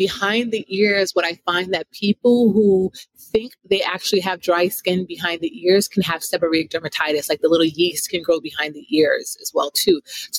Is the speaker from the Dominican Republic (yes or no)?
no; Jamaica; I'm a Jamaican, raised by a Jamaican mom with like a lip gloss, a Mary Kay lipstick, and a Vaseline.